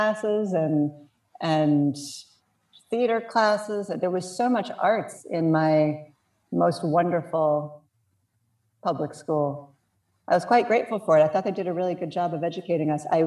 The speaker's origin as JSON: {"language": "English", "town": "Piscataway", "region": "New Jersey", "country": "United States", "tie": "born or raised there", "said": "I grew up in New Jersey. I grew up in Piscataway"}